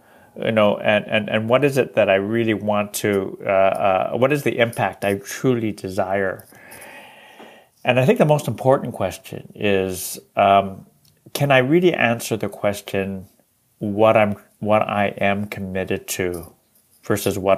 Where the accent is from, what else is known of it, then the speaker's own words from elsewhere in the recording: Canada; I am Chinese Canadian, and quite recently been working with an organization on the West Coast here